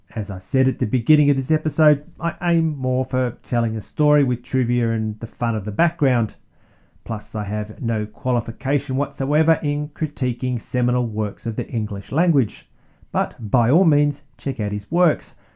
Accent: Melbourne, Victoria, Australia; it is for him that my hometown is named

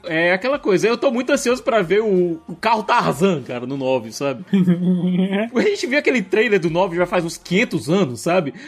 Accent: Brazil; como brasileiro

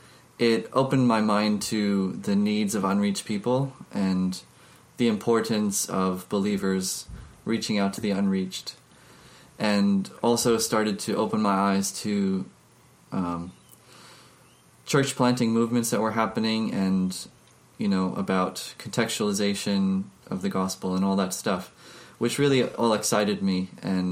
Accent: United States; moved away; I'm originally from America, and I came from a missionary sending church

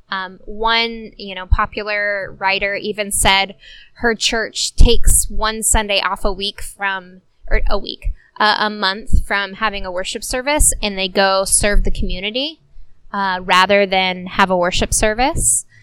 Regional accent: Corona, California, United States; we're sitting in our hometown

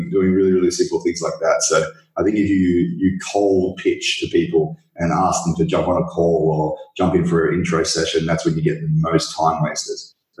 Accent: Australia; I'm Aussie, played rugby a lot at school

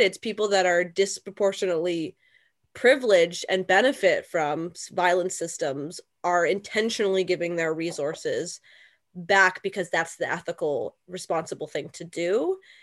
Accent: London, Ontario, Canada; now in Burlington, Canada; But I myself live in Burlington, Ontario, a neighboring city, and I'm from London, Ontario

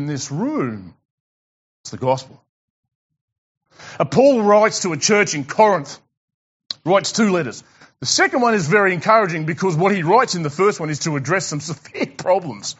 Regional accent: Tasmania, Australia; I'm from Tassie

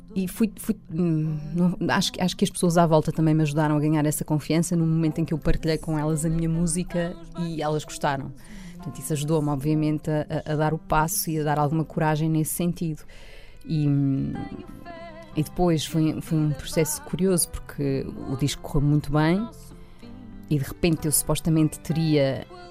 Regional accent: Loures, Lisbon, Portugal; estudei também uh, em Louros, portanto, que foi onde eu cresci

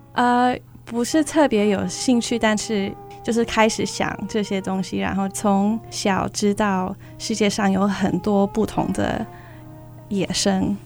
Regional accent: California, United States; Chinese is a second language; moved away as an adult; now in Oregon, United States; 我是在美国加州长大的，然后一年前我搬到奥利冈州

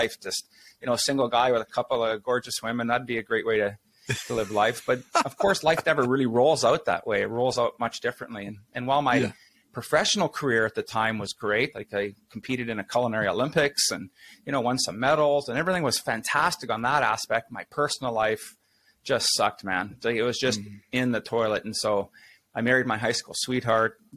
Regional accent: Saskatchewan, Canada; now in Winnipeg, Canada; I grew up in real small towns, Saskatchewan. It's a prairie province here in Canada. I'm living in Winnipeg now

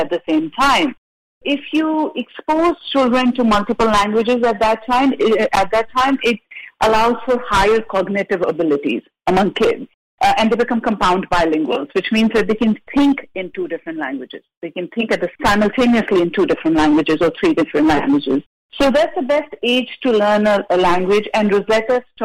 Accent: India; now in Santa Barbara, United States; I'm from India

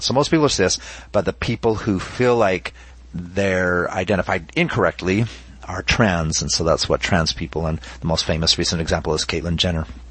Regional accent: Utah, United States; I'm originally from Utah. I was raised LDS

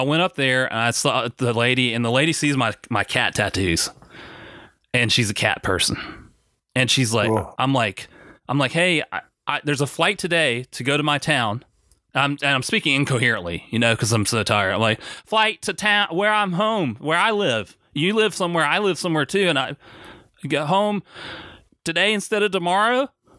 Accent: Orlando, Florida, United States; So he shouted me out that from what? Orlando.

